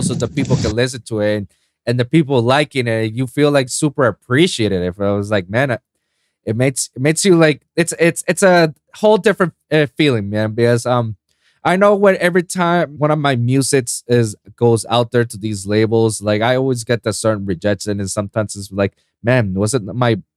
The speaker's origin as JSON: {"language": "English", "country": "Puerto Rico", "tie": "born or raised there", "moved": "yes", "lives_now": "Florida, United States", "said": "I was born and raised in Puerto Rico, in the Caribbean islands"}